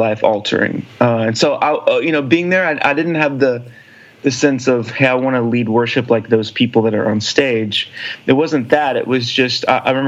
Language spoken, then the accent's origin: English; Alpine, Texas / Houston, United States; also born or lived in Nashville, Tennessee; now in Austin, United States; I grew up out in West Texas, a little small town called Alpine, Texas, which is in the middle of nowhere, just a little bit north of Big Bend National Park.